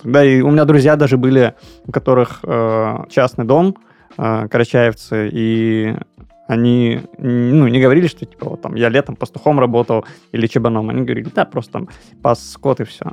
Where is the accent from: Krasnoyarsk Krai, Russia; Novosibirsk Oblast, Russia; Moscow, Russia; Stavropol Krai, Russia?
Stavropol Krai, Russia; Kislovodsk; moved away; как я думал в детстве, потому что в Кисловодске много гор